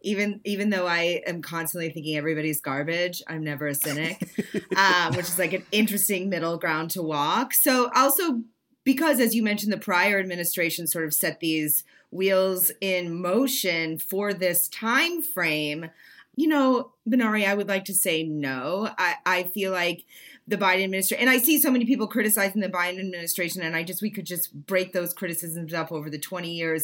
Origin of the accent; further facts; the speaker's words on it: Maine, United States; I'm from Northern Maine